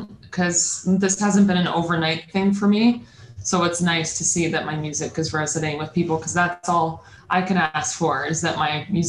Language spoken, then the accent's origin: English; Peterborough, Ontario, Canada; now in Toronto, Canada; I'm originally from Peterborough, Ontario, which is more cottage country.